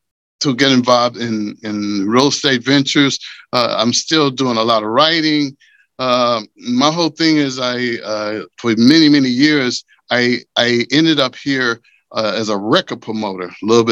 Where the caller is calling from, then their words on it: New York, United States; I'm in New York. New York.